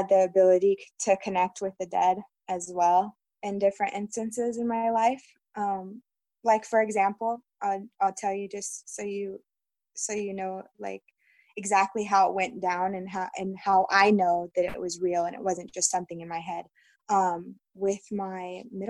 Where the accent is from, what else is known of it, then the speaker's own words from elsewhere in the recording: Yellowstone area, Montana, United States; I'm actually from around the Yellowstone area, or the, I guess I can tell you the state I'm in. I'm in Montana